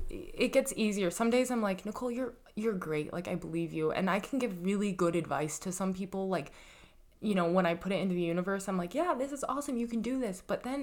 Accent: Colorado, United States; now in New York, United States; I grew up in Colorado.

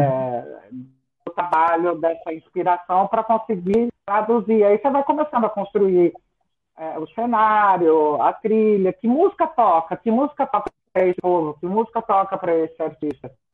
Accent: Ribeirão Preto, São Paulo, Brazil; now in São Paulo, Brazil; eu nasci em Ribeirão Preto, no interior de São Paulo.

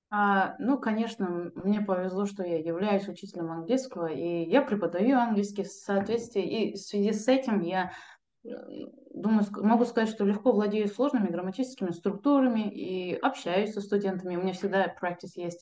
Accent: Kazakhstan; я typical казах кельн, невестка

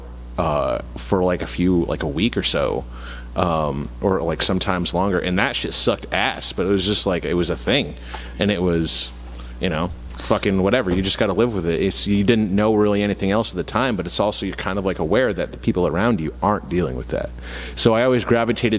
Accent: Mattapoisett, Massachusetts, United States; I grew up in Mattapoisett, which is, like, a rich white town for the most part

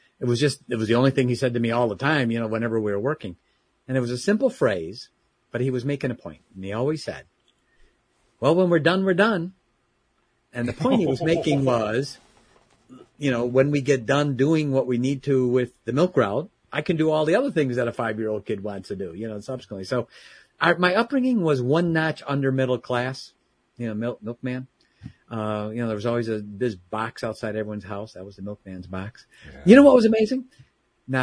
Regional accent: Chicago, Illinois, United States; also born or lived in Southeast Michigan; now in Michigan, United States; born and raised in the Chicagoland area

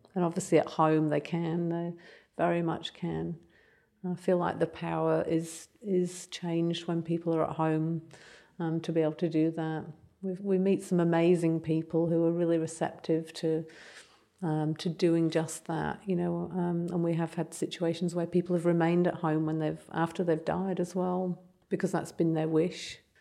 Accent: England, United Kingdom; accent: English; moved away; you can hear I'm English

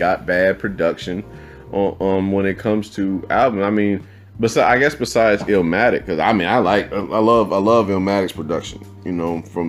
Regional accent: Virginia, United States; I'm from Virginia

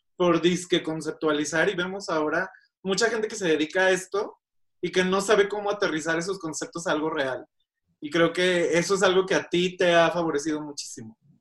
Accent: Guadalajara, Jalisco, Mexico; now in Mexico City, Mexico; mi ciudad natal, Guadalajara

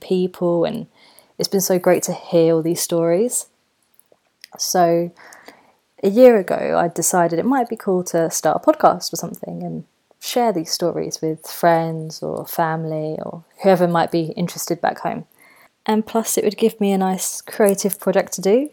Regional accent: Gravesend, South East England, United Kingdom; moved away as an adult; also born or lived in London / Bogota, Colombia; now in Colombia; I'm from Gravesend, Kent, and I moved to Colombia in 2018

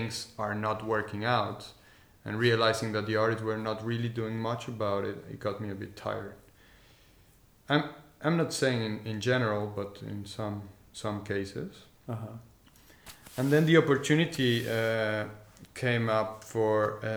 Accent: Tequisquiapan, Querétaro, Mexico; moved away as an adult; also born or lived in Mexico City / Madrid, Spain; now in Leiden, Netherlands; So, I was born in Mexico City, and my parents and I, my family and I, we moved to Tequisquiapan, to this tiny village

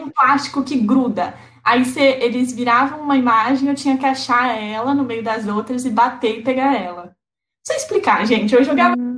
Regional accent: Lençóis Paulista, São Paulo, Brazil; moved away as an adult; now in Santos, Brazil; eu sou de Lençóis Paulista, interior de São Paulo, fica perto de Bauru.

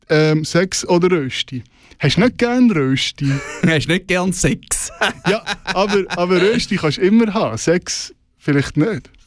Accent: Romanshorn, Thurgau, Switzerland; born or raised there; moved away as an adult; also born or lived in St. Gallen; now in Zürich, Switzerland

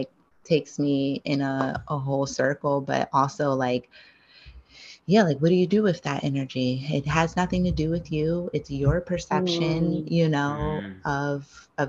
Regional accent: East Coast, United States; now in Los Angeles, United States; I'm from the East Coast

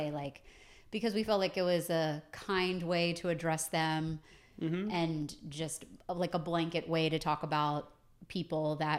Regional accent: Maryland, United States; I grew up outside of Baltimore, not in Kansas.

